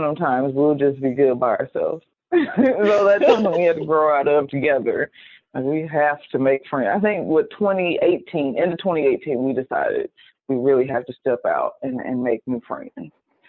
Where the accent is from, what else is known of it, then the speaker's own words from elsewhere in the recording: Houston, Texas, United States; also born or lived in Fort Worth, Texas / Flower Mound, Texas; I grew up in Houston. And so this is my third high school that I'm getting to. I came from a school in Fort Worth